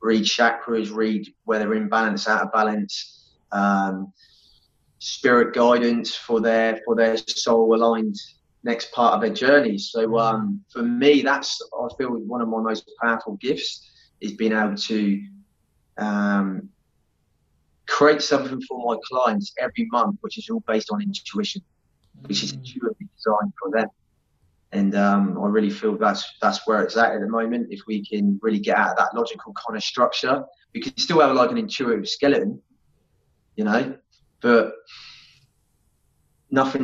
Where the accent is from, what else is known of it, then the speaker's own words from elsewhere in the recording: Southampton, South East England, United Kingdom; moved away as an adult; now in Perth, Australia; I grew up in the UK in a place called Southampton, so in between Bournemouth and Brighton